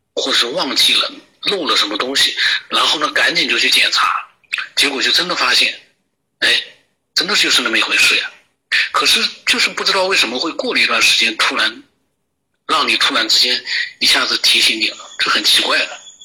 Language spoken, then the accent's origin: Chinese; China; 我们中国人